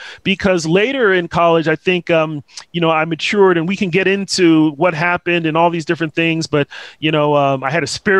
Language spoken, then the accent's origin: English; Southern California, United States; also born or lived in Nigeria; I grew up in California, mostly in Southern California.